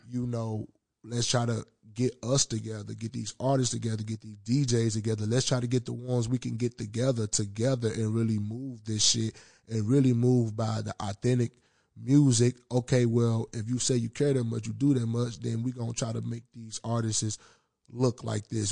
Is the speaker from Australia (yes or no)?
no; Memphis, Tennessee, United States; now in Minnesota, United States; That's my hometown